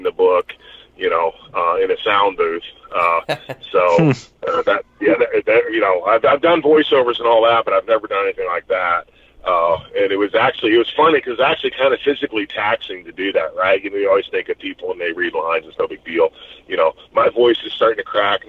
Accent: Knoxville, Tennessee, United States; it's in Knoxville, so it's in my hometown.

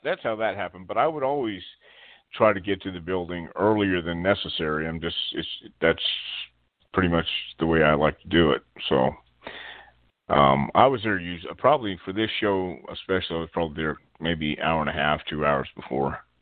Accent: Texas, United States; I grew up in Texas, in West Texas, and then then we moved to East Texas when I was ten years old

